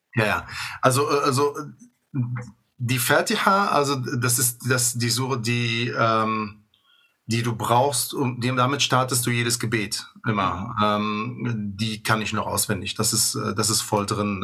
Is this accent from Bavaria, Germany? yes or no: no; Bonn, North Rhine-Westphalia, Germany; ich komme aus Godesberg